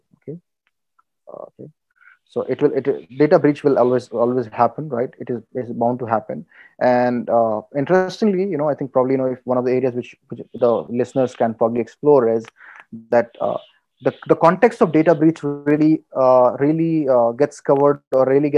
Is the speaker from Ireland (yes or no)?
no; India; also born or lived in Qatar; I'm a loyal Indian